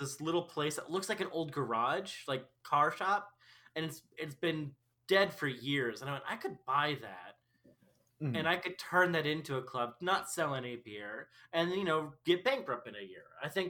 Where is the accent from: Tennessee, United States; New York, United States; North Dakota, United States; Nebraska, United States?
Nebraska, United States; But I doubt it because we're two fucks from Nebraska.